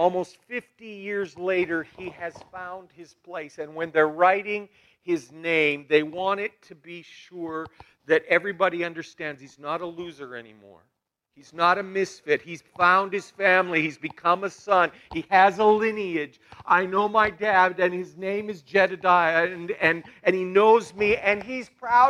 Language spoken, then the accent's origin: English; Balzac, Alberta, Canada; I come from Balzac